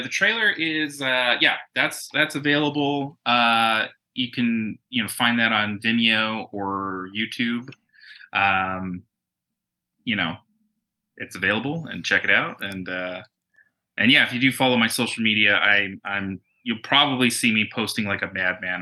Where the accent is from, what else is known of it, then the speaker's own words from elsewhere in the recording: Tucson, Arizona, United States; moved away as an adult; now in Los Angeles, United States; I'm originally from Arizona, so from Tucson.